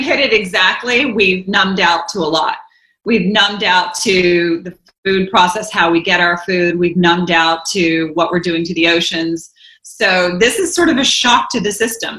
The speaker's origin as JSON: {"language": "English", "region": "the South", "country": "United States", "tie": "born or raised there", "said": "I grew up in the South"}